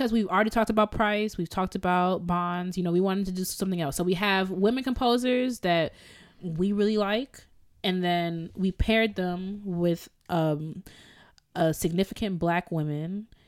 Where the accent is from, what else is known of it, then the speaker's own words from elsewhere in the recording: Jamaica; Did I use that right? I'm so Jamaican. I don't even know.